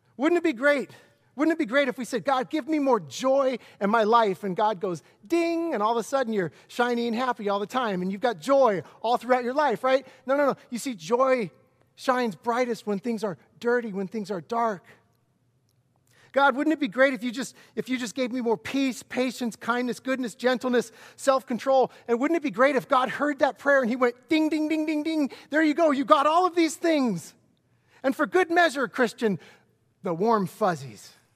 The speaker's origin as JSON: {"language": "English", "town": "Lakewood", "country": "United States", "tie": "born or raised there", "said": "I'm a hometown kid. I grew up in Lakewood"}